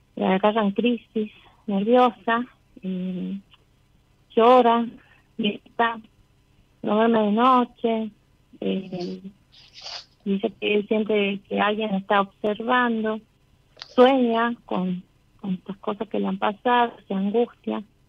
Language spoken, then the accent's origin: Spanish; San Miguel de Tucumán, Tucumán, Argentina; De Tucumán